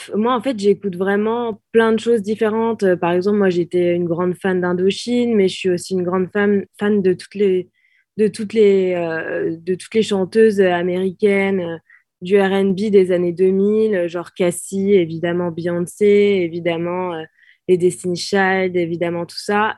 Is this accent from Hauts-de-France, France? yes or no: no; Normandy, France; en tant que Normande